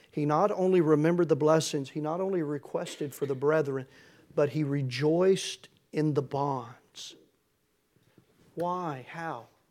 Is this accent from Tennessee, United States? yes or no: yes; Tennessee, United States; I'm from Tennessee